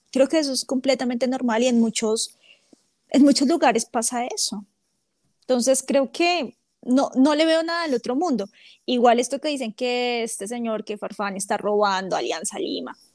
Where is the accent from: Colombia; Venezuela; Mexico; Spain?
Colombia; Bogotá; yo soy de Bogotá